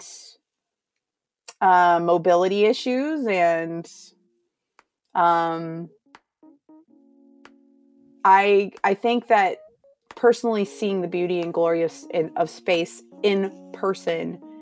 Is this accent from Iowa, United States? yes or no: yes; Iowa, United States; I'm from a podunk town in Iowa